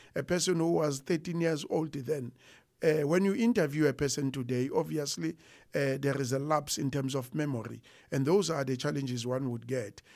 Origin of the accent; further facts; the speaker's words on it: Harrismith, Free State, South Africa; also born or lived in Pietermaritzburg / Warden; I grew up in Harrismith. I was born and bred in Harrismith, which is at the border of Natal and the Free State